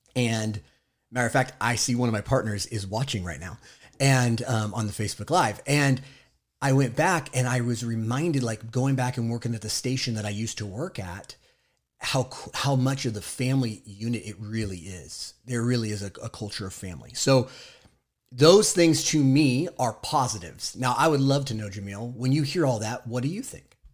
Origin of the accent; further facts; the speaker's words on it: Southern California, United States; I am also from Southern California